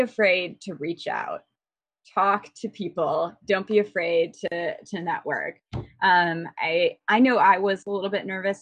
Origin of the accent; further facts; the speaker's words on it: Midwest, United States; moved away; I'm originally from the Midwest where we're infamously informal